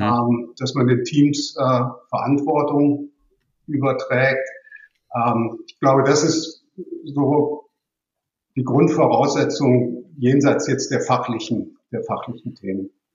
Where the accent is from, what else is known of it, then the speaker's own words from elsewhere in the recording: Cologne, North Rhine-Westphalia, Germany; ich bin geboren und aufgewachsen in Köln